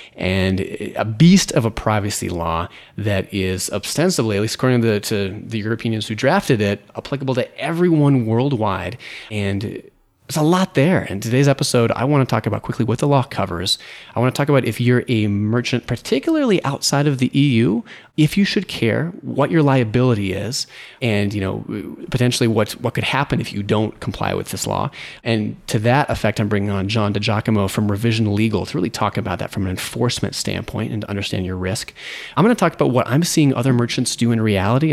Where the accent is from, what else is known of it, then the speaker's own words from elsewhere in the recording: United States; the U S, my home country